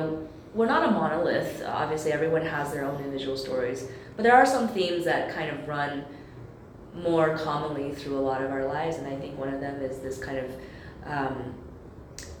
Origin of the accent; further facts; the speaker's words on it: United States; I am American, and that's where I grew up